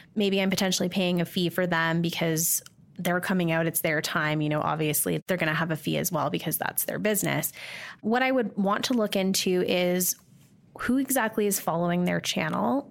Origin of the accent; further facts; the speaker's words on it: Calgary, Alberta, Canada; I'm from Calgary